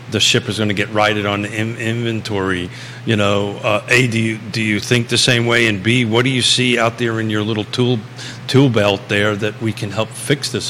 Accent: New York City, New York, United States; moved away; I grew up in New York

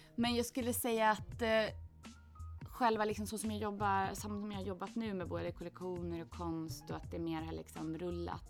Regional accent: Åland Islands; moved away as an adult; also born or lived in Gothenburg; jag växte upp på Åland

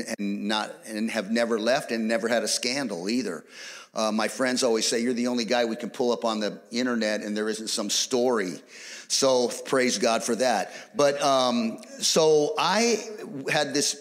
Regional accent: California, United States; we are from California

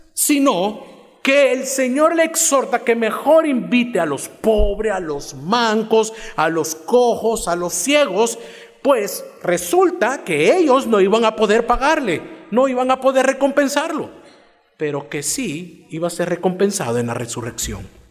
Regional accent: Cojutepeque, Cuscatlán, El Salvador; Soy de Cojutepeque. es una ciudad fuera de San Salvador

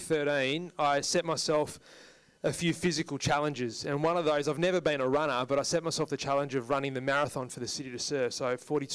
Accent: India; you're Indian and I'm Indian, so this is going to be a tough deal, but I'm not dropping my price.

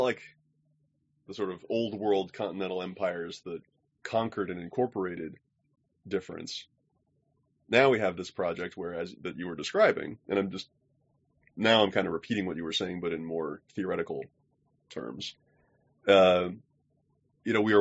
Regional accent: United States; as an American

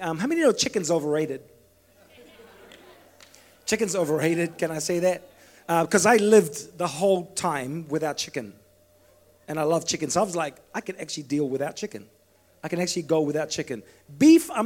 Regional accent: Fiji; moved away; I was brought up in Fiji

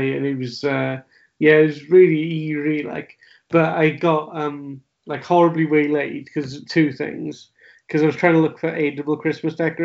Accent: Wales, United Kingdom; as a Welsh speaker

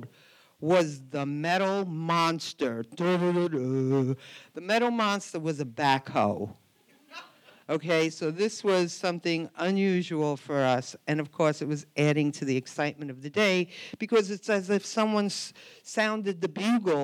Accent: New York City, New York, United States; I grew up in Brooklyn

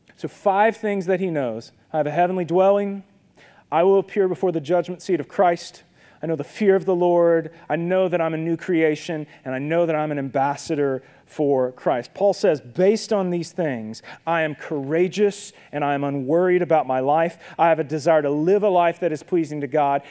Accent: Minden, Louisiana, United States; when I was a kid growing up in Minden, my dad worked for UPS.

